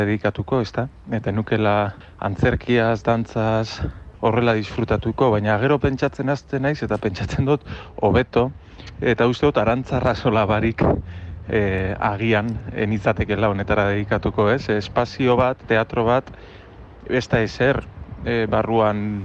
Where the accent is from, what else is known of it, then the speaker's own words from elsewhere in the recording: Durango, Basque Country, Spain; durango nire jaioterrian